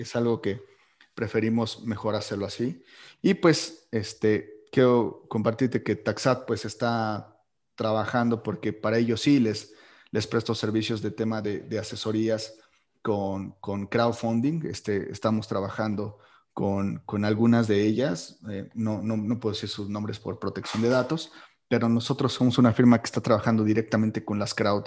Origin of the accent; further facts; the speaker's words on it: Mexico; como buenos mexicanos